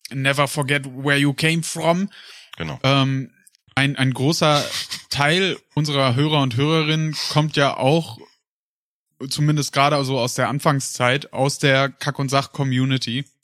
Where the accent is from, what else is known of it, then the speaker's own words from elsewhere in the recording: Paderborn, North Rhine-Westphalia, Germany; moved away; Weil ich komme ja ursprünglich aus Paderborn.